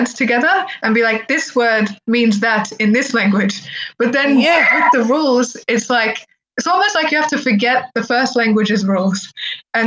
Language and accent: English; Australia; first language Arabic; English is a second language; also born or lived in Egypt; when I was growing up in Australia, having spoken Arabic first, my Arabic slipped over time.